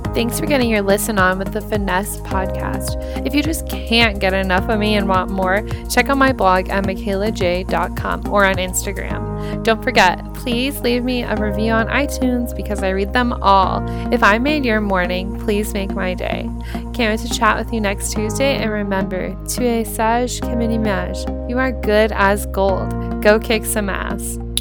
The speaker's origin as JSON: {"language": "English", "region": "Nebraska", "country": "United States", "said": "I was from Nebraska"}